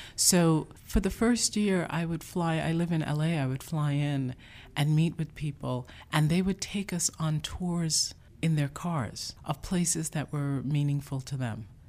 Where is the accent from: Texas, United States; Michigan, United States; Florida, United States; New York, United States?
New York, United States; New York City; also born or lived in Jamaica; I grew up in the Bronx, but not in the South Bronx. I was born in Jamaica